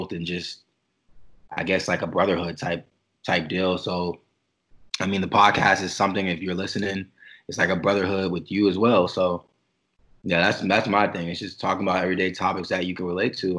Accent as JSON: {"language": "English", "town": "Newport News", "region": "Virginia", "country": "United States", "tie": "born or raised there", "said": "I grew up in Newport News, Virginia"}